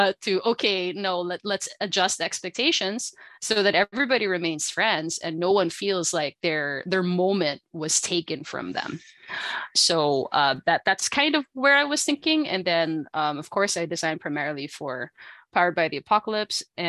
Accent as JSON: {"language": "English", "country": "Philippines", "moved": "yes", "lives_now": "Canada", "said": "I am from the Philippines, but now here in Canada"}